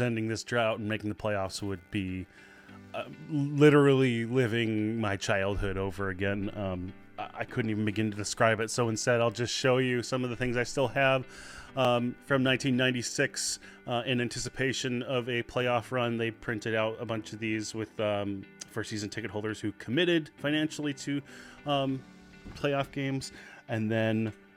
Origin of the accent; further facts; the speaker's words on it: Seattle, Washington, United States; I was born and raised in the Seattle area, and I still live here.